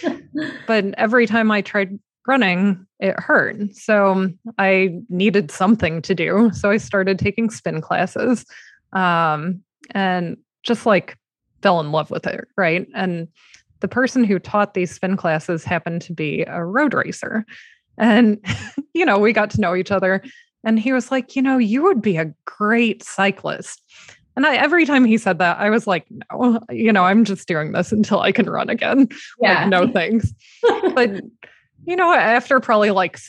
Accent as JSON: {"language": "English", "region": "Illinois", "country": "United States", "tie": "born or raised there", "moved": "as an adult", "lives_now": "Connecticut, United States", "said": "growing up in Illinois"}